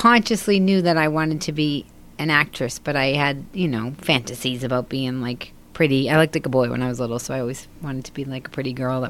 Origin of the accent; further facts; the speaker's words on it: Boston, Massachusetts, United States; Yeah, I'm from Boston.